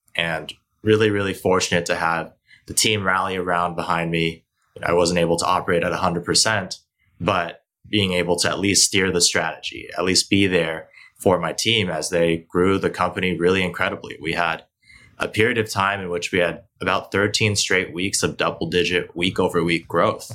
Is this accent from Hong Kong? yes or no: yes; Hong Kong; also born or lived in Beijing, China; now in United States; I was born here in the states, but I actually grew up primarily in Asia. So I grew up in Hong Kong in Beijing